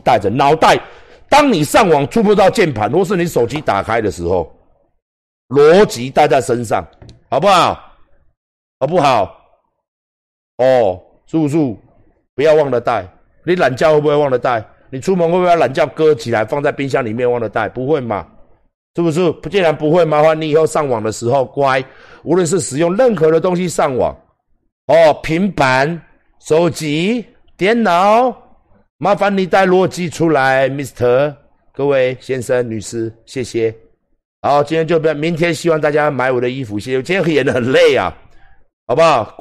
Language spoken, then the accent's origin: Chinese; Taiwan; 以我们台湾人的健康而言